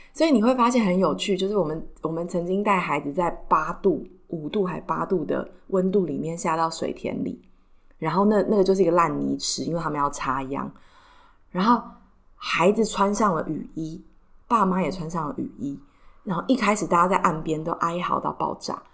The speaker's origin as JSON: {"language": "Chinese", "country": "Taiwan", "tie": "born or raised there", "said": "我家住在信义区，不是因为我们家特别有钱，完全不是，是因为我们就是出生在这里"}